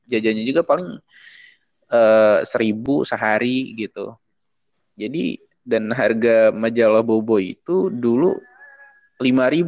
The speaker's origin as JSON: {"language": "Indonesian", "region": "Lampung", "country": "Indonesia", "said": "Mungkin termasuk hmm. salah satunya yang ke Lampung Barat, ke daerahku oh, itu."}